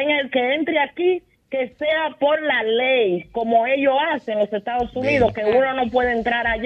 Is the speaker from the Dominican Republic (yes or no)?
yes; Dominican Republic; pues que vayan nosotros como dominicanos